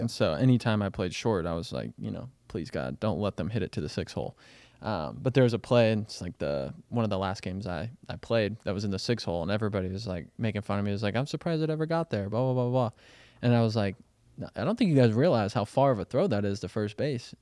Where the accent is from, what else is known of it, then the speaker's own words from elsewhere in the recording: Kansas City, Missouri, United States; growing up in Kansas City, I gotta watch the Royals when they won the World Series